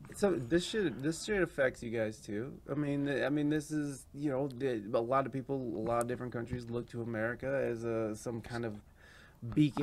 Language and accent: English; Oregon, Ohio, United States; growing up in the Midwest